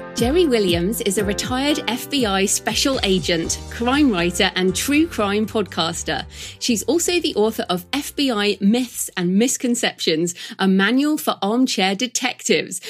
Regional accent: United Kingdom; I'm British

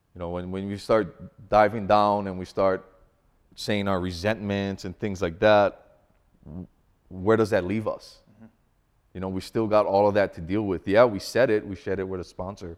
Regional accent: Hawaii, United States; moved away as an adult; now in Colorado, United States; growing up in Hawaii

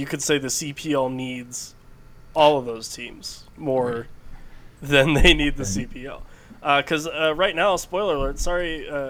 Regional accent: Mid-Atlantic, United States; as an American living in the mid-Atlantic

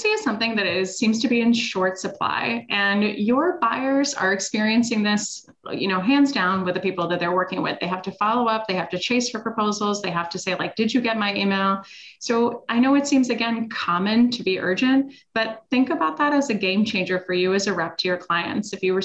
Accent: Switzerland; moved away; I'm originally from Switzerland.

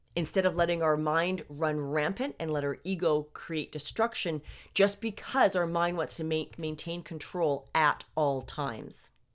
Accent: Canada; I'm actually Canadian.

